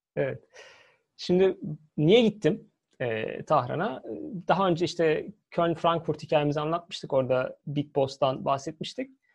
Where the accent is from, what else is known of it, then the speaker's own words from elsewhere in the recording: Turkey; ben de Türk'üm.